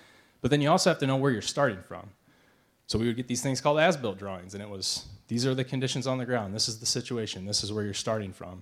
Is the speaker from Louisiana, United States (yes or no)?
no; Eureka, Missouri, United States; we're from Eureka